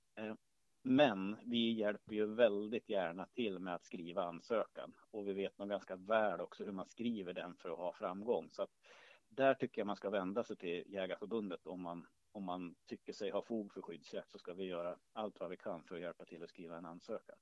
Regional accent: Hälsingland, Gävleborg County, Sweden; jag är född och uppvuxen i Hälsingland

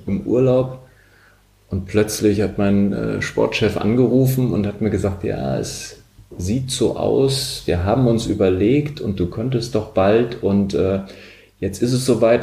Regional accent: Lutzerath, Rhineland-Palatinate, Germany; also born or lived in Daun; ich komme aus der Eifel, Vulkaneifel, in Down geboren, da auch später zur Schule gegangen. Das Kaff, wo ich aber gewohnt habe und aufgewachsen bin, das war noch viel kleiner, irgendwie anderthalbtausend Menschen haben da gewohnt, hieß Lutzerath.

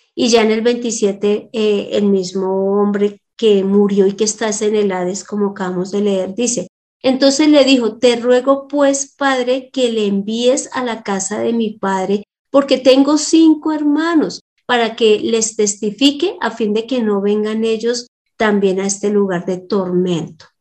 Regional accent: Colombia; Cuando nosotros nacimos en Colombia

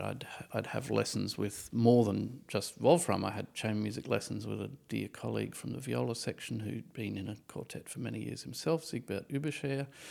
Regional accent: Australia; moved away as an adult; now in Berlin, Germany; I'm Australian

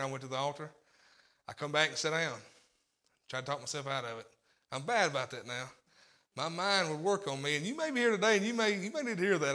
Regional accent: Tennessee, United States; also born or lived in Corinth, Mississippi; I was raised in Tennessee

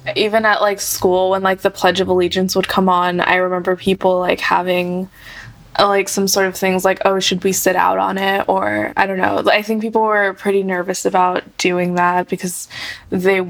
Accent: Fremont, California, United States; I'm from Fremont, California

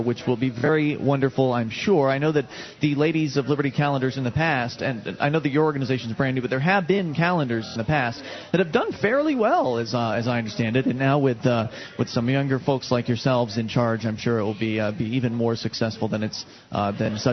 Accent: Florida, United States; moved away as an adult; now in New Hampshire, United States; I was born and raised in Florida

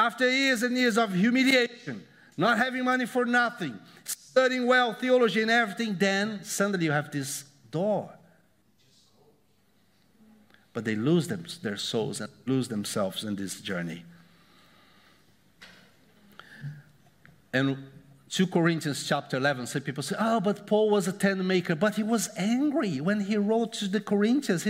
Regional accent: Brazil; moved away; I came from Brazil

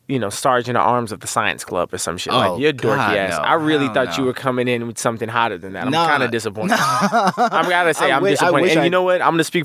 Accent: Kansas City, United States; moved away; I was a little square from Kansas City.

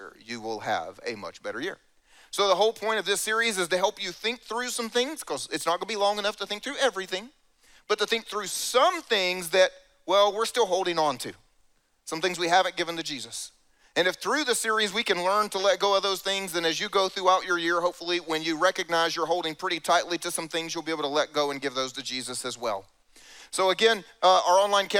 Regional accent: South Carolina, United States; I grew up in South Carolina. This is where I'm from

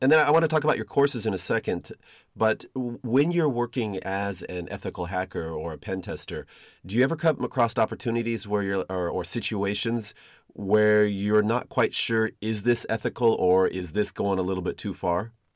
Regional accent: Seattle, Washington, United States; I'm from Seattle

